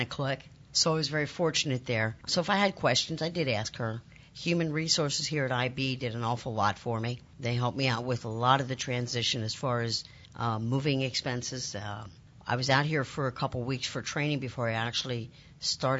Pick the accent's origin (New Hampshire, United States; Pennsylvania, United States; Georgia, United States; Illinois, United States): Pennsylvania, United States; Lancaster; moved away as an adult; now in Milwaukee, United States; I'm actually from Lancaster, Pennsylvania, originally.